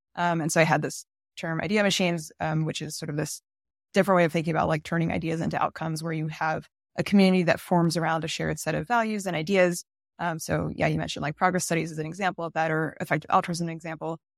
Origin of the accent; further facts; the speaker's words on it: United States; I, I'm American